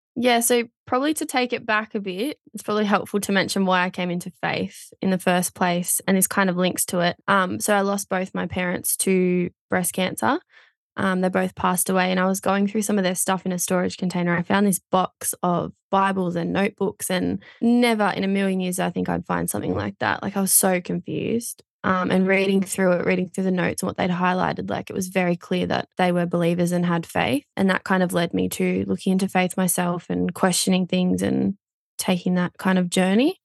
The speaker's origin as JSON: {"language": "English", "town": "Port Macquarie", "region": "New South Wales", "country": "Australia", "tie": "born or raised there", "said": "I grew up in a little town called Bonny Hills, just out of Port Macquarie, um, in New South Wales on the beach"}